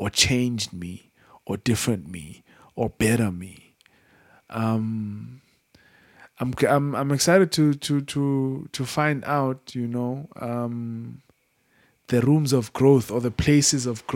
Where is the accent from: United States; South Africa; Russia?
South Africa; I'm from South Africa and I've just grown up around just poverty